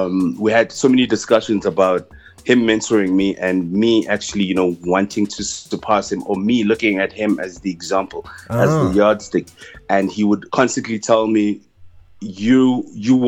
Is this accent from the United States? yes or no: no; South Africa; I'm from South Africa, the best writer and showrunner in the country